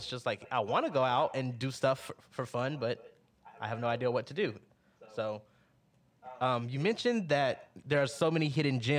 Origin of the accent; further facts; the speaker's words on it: Mount Vernon, Georgia, United States; moved away as an adult; now in Augusta, United States; I'm from what I call the middle of nowhere, Georgia.